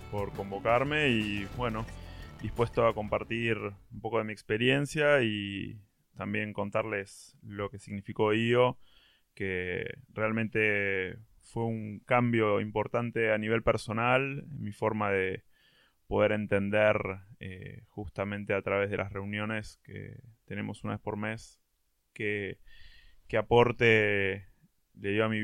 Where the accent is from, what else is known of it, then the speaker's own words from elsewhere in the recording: San Martín, Buenos Aires Province, Argentina; born there; nací San Martín, En en San Martín, eh, en una familia de clase media, eh, mis viejos son hijos de inmigrantes, diría que casi primera generación.